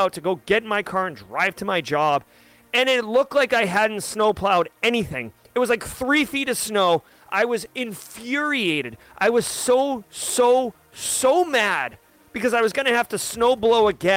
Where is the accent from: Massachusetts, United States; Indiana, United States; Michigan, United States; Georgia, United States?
Massachusetts, United States; moved away as an adult; now in South Carolina, United States; I am not originally from South Carolina. I'm originally from Massachusetts. When I was old enough to financially afford it, I moved.